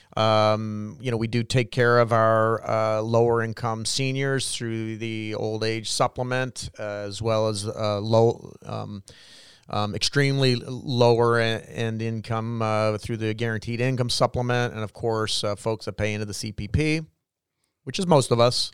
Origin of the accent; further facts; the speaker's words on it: Canada; each one of us as Canadian citizens